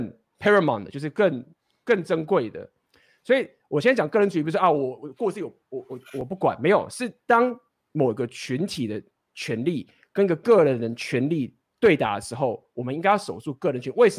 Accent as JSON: {"language": "Chinese", "country": "Taiwan", "said": "就是因为我他妈我是台湾人的男生，所以我有一个所谓的台湾男男生的义务"}